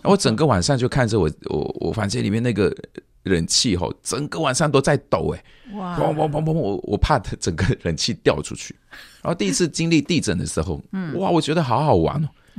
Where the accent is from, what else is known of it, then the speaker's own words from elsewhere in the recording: Malaysia; 他们听到我是从马来西亚来的，诶，外国，你是外国人哦